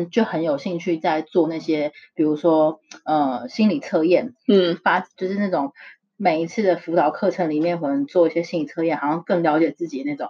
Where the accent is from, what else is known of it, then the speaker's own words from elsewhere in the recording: Taiwan; moved away as an adult; now in United States; 从小在台湾长大